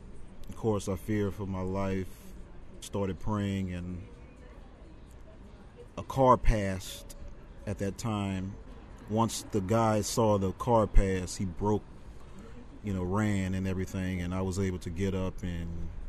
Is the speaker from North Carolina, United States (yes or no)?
no; New Orleans, Louisiana, United States; moved away as an adult; now in Fort Worth, United States; I live in Fort Worth, Texas. I've been there ever since Hurricane Katrina, but I've been born and raised in New Orleans my whole life.